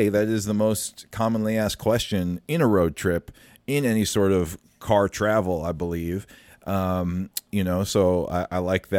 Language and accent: English; West Des Moines, Iowa, United States; moved away; That was when I was living in West Des Moines, Iowa. I remember a lot of my teachers once I moved to Minnesota in fourth grade.